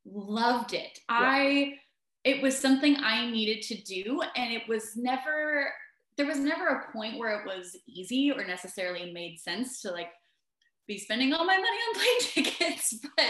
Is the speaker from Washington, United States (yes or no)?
yes; Washington, United States; I grew up here in the Pacific Northwest, Washington State, to be more specific. Mm-hmm. I moved around a lot when I was younger, though. So still around the Pacific Northwest area